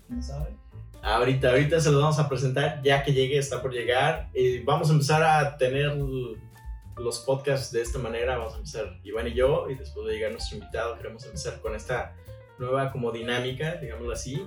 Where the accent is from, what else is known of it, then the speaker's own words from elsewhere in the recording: San Antonio Coajomulco, Tlaxcala, Mexico; now in Puerto Vallarta, Mexico; Yo soy del estado de Tlaxcala y lo vuelvo a decir, soy de por allá